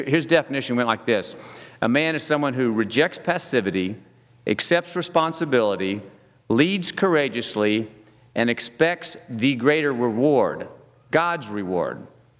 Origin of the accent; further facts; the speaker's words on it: Oklahoma, United States; also born or lived in Texas / Louisiana / Mississippi; I said, "Well, I'm from Oklahoma." She said, "Oh, yeah, but where are you from originally?" I said, "Well, I was born in Texas. I lived all over Texas, Louisiana, Mississippi, but really I'm from Oklahoma."